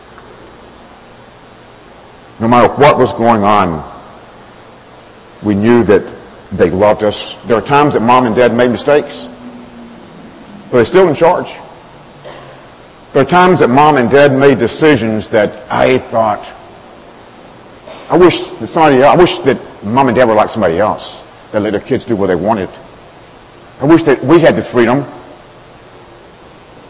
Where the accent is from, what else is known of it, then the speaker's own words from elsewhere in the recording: Alabama, United States; moved away; I grew up down south in Alabama, raised on a farm